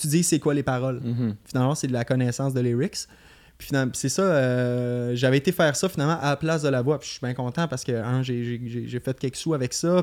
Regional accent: Beauce, Quebec, Canada; moved away as an adult; now in Montreal, Canada; je suis parti de la Beauce en 2015

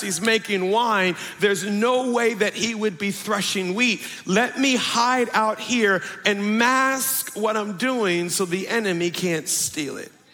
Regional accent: Woodlawn, Maryland, United States; born or raised there

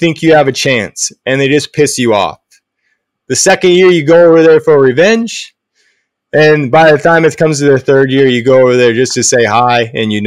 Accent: Coos Bay, Oregon, United States; also born or lived in Port Orford, Oregon; I was born in Coos Bay and we lived in Port Orford when I was first born

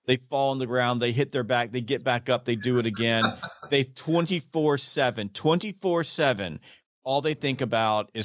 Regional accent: the South, United States; I'm from the South

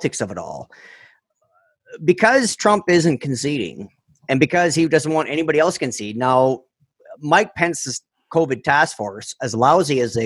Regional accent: Canada; I'm fucking Canadian

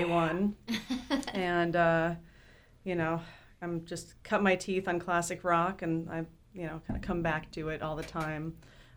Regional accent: Los Angeles, California, United States; I was born in Hollywood and raised in the Valley, the Valley Girl Valley

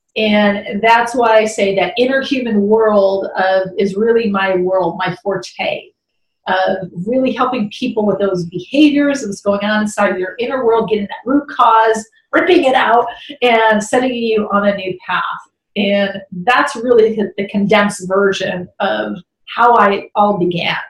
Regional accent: Chicago, Illinois, United States; I grew up in Chicago

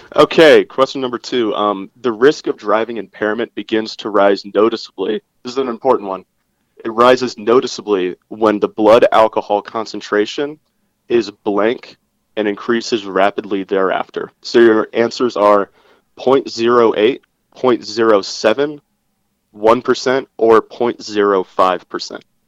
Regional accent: Virginia, United States; my home state of Virginia

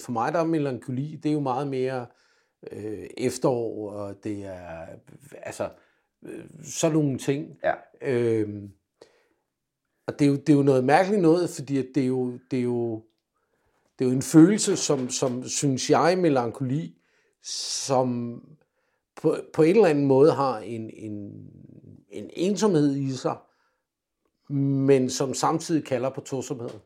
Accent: Denmark; also born or lived in England; som dansker

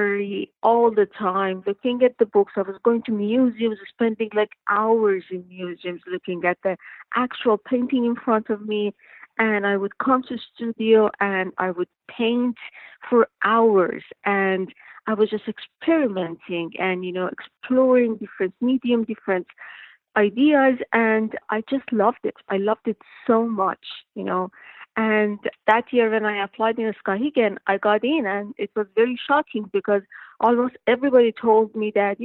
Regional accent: Iran; moved away as an adult; also born or lived in Michigan; I'm new, I'm from Iran.

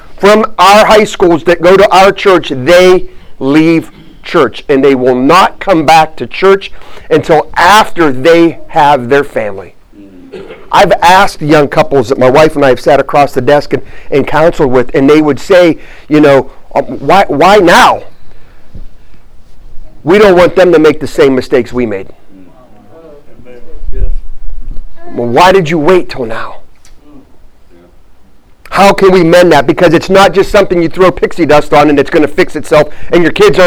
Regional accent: Warren, Ohio, United States; moved away as an adult; also born or lived in Missouri / Virginia; I grew up in a town called Warren, Ohio.

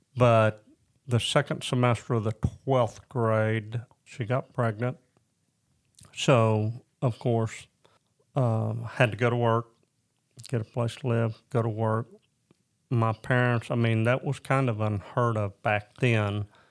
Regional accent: Lincoln, Arkansas, United States; also born or lived in Decatur, Illinois / Springdale, Arkansas / Florida / Ozark, Arkansas; So the majority of my time was spent being raised in Lincoln, Arkansas.

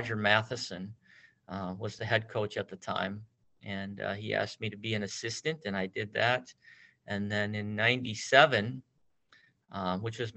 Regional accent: La Farge, Wisconsin, United States; also born or lived in La Crosse, Wisconsin / Westby, Wisconsin; I grew up in a small town of Lafarge, a town of about 700 people, where it's kind of the southwest side of Wisconsin.

